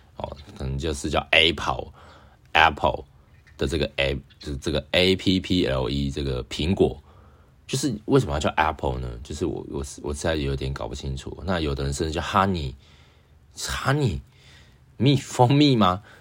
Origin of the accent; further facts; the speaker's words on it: Taiwan; 我是台湾人啊